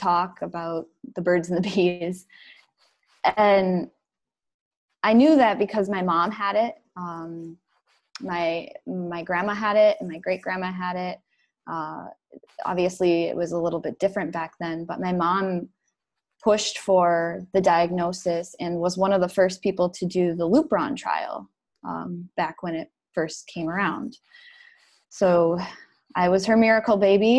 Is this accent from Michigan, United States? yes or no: yes; Upper Peninsula of Michigan, United States; moved away as an adult; now in Detroit, United States; I grew up in the Upper Peninsula of Michigan.